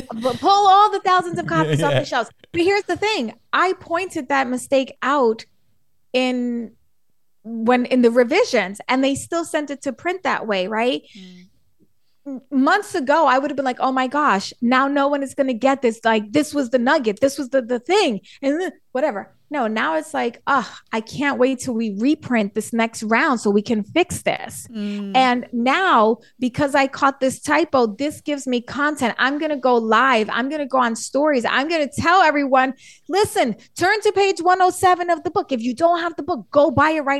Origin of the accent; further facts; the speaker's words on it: New York City, New York, United States; I'm from the Bronx in New York City